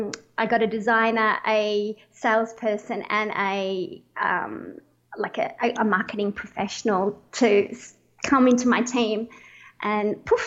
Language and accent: English; Australia; moved away as an adult; now in Medellin, Colombia; Well, as you probably can guess, I'm an Aussie. I'm all the way from down under, but there's a little bit of a switch. I am living in Colombia in South America. So right now I'm sitting in Medellin